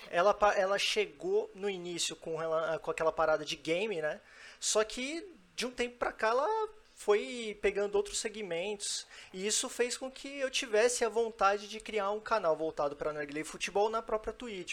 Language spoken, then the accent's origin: Portuguese; São Paulo, Brazil; now in Brasília, Brazil; Eu sou de São Paulo, mas moro em Brasília há 14 anos